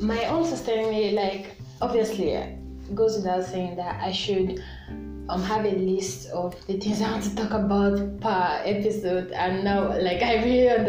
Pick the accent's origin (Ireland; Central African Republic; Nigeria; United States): Nigeria; I'm a Nigerian teen